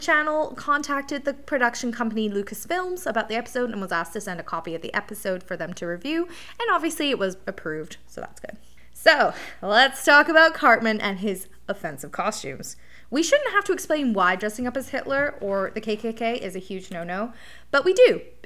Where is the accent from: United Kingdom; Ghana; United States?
United Kingdom; England; now in Canada; growing up in England